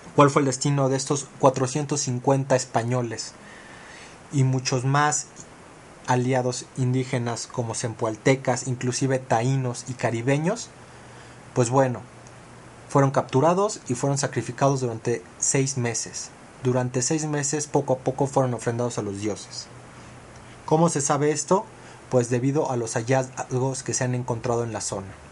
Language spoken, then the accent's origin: Spanish; Mexico